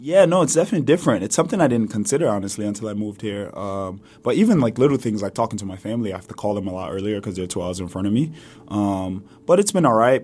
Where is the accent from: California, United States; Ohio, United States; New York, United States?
New York, United States; New York City; accent: New York; also born or lived in Lagos, Nigeria; I moved over to the States, New York City, to be exact, with my mom and my siblings